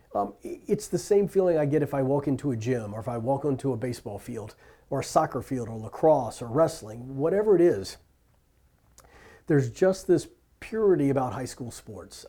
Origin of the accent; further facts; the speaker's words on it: Richmond, Virginia, United States; I was born and raised in Richmond, Virginia